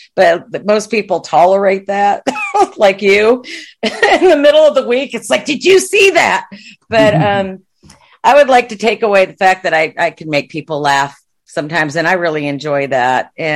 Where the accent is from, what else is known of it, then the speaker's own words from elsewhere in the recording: Watertown, New York, United States; moved away as an adult; now in Texas, United States; I grew up in Watertown, New York.